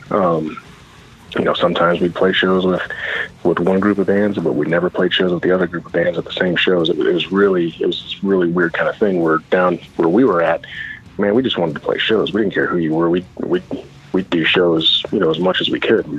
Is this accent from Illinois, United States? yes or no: yes; Champaign, Illinois, United States; I'm basically Champaign, Illinois, which is right smack dab, kind of in the central east um, of the state.